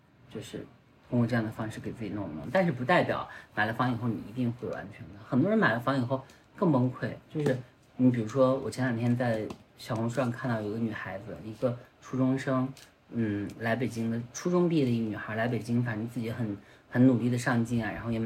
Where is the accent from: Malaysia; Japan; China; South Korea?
China; Northwest China; 也不要动不动就像我们西北人啊，很多父母对于小孩就动不动要来一嗓子，也并不认为这是一个大事儿。